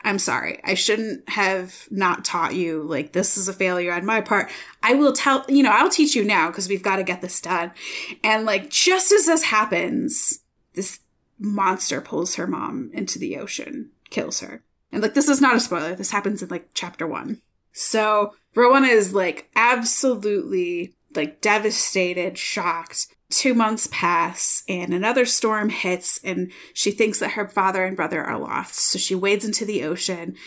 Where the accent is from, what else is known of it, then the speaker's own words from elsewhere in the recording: Michigan, United States; now in Iowa, United States; I am from Michigan